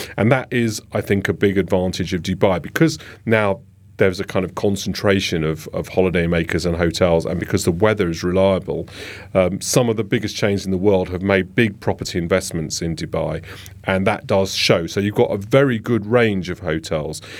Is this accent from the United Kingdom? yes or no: yes; London, United Kingdom; I'm a Londoner